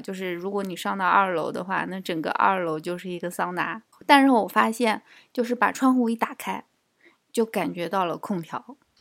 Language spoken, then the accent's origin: Chinese; Nanjing, Jiangsu, China; accent: Nanjing; now in United Kingdom; 我也是南京的